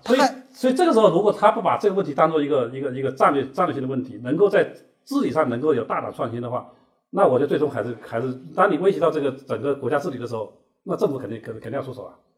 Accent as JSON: {"language": "Chinese", "country": "China", "said": "我们中国人"}